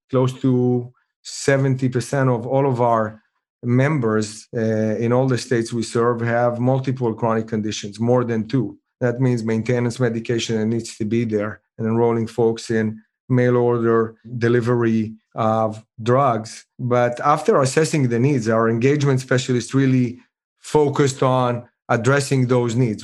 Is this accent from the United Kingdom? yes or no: no; Israel; moved away; I'm originally from Israel